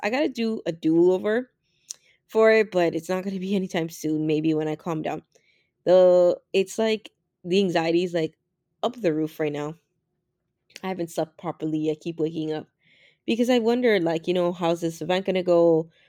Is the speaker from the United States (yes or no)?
no; Canada; as Canadian as I am